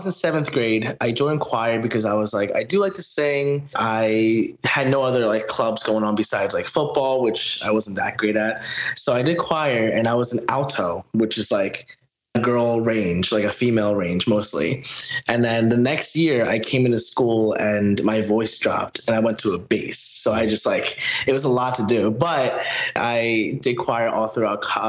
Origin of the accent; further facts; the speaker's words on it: New Jersey, United States; also born or lived in Philadelphia, Pennsylvania / Newark, New Jersey; I moved to New Jersey when I was 2 years old